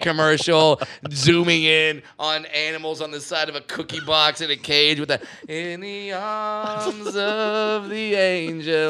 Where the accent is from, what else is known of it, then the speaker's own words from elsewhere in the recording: Southern California, United States; I'm from Southern California, where if you don't speak Spanish, you starve